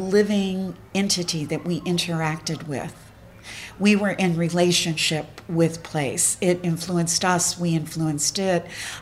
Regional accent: Appalachian Mountains, United States; I come from the Appalachian Mountains, and I identify as an Appalachian

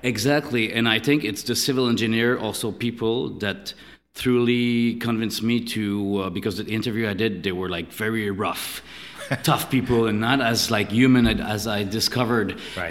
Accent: Canada; moved away as an adult; also born or lived in Montreal; now in Paris, France; born and raised in Canada

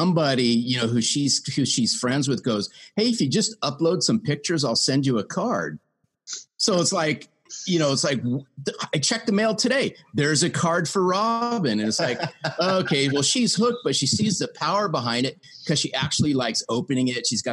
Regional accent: Southern California, United States; I was raised in Southern California.

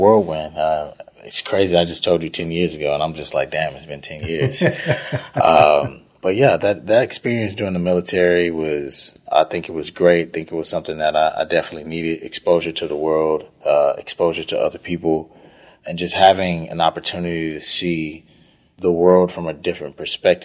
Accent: Houston, Texas, United States; I grew up on the northeast side of Houston, Trinity Garden, Fifth Ward, Cashmere Gardens area, Acres Home, on the northeast side of town

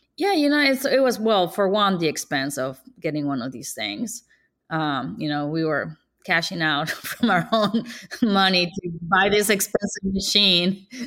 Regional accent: Ciudad Obregón, Sonora, Mexico; now in Kansas City, United States; I'm from Sonora, Mexico

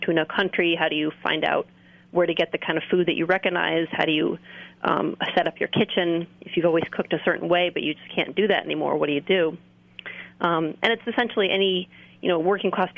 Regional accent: California, United States; I'm from California myself

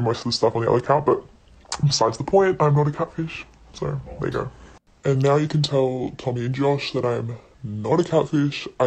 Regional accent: Perth, Western Australia, Australia; I'm from Perth

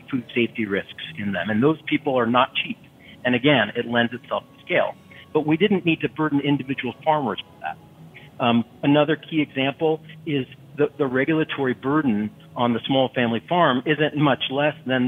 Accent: Austin, Texas, United States; my hometown here in Austin, Texas

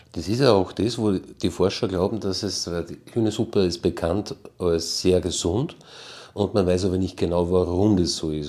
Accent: Salzburg, Austria; bei uns in Salzburg

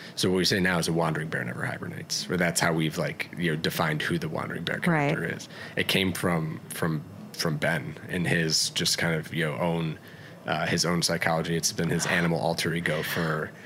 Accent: Atlanta, Georgia, United States; where I spent most of my childhood, Atlanta, Georgia.

